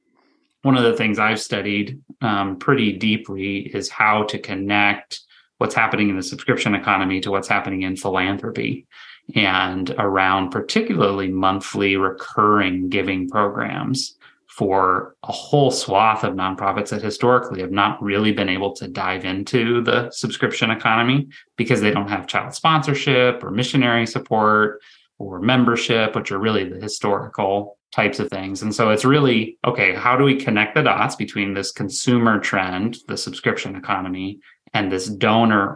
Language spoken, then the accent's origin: English; Southern California, United States; moved away; I'm originally from Southern California